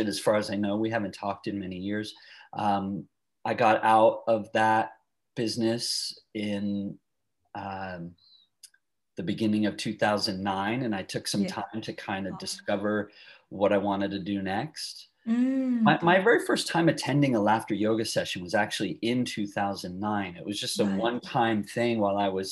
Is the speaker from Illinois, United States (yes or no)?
no; Long Island, outside New York City, United States; moved away as an adult; also born or lived in San Francisco area, California / Eureka, California; now in California, United States; I grew up outside New York City in a suburb of Long Island